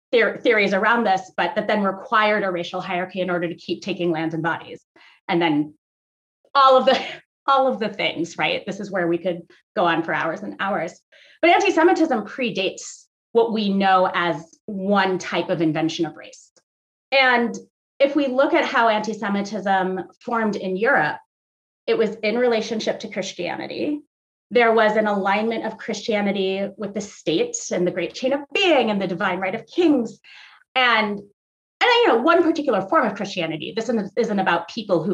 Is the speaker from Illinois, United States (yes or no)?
no; outside New York City, United States; moved away as an adult; now in Minnesota, United States; I grew up outside New York City. I spent my 20s in New York City, and I had to learn all over again when I moved to Minnesota